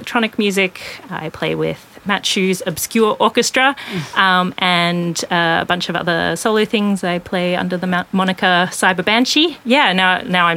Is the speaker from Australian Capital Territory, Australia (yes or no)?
no; southwest of Toowoomba, Queensland, Australia; now in Brisbane, Australia; I grew up southwest of Toowoomba on Kayabal and Jadawir country